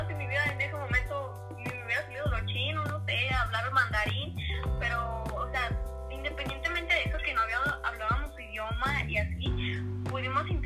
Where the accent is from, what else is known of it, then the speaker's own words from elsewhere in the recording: Mexico; mi México querido